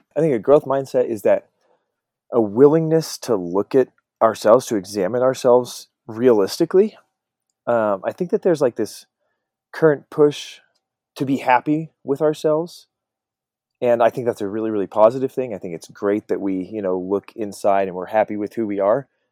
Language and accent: English; Colorado, United States; I grew up in Colorado